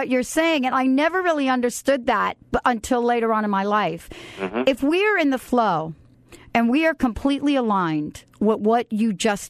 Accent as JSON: {"language": "English", "town": "New York City", "region": "New York", "country": "United States", "said": "I'm from the Bronx."}